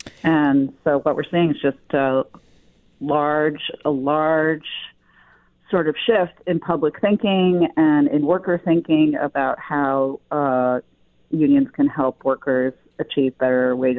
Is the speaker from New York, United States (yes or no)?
yes; Buffalo, New York, United States; We come from Buffalo. It's something I think we can be proud of.